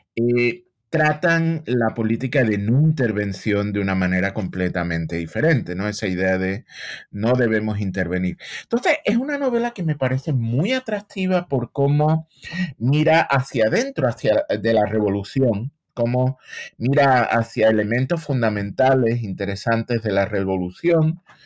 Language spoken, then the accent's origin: Spanish; Seville, Andalusia, Spain; moved away as an adult; now in United States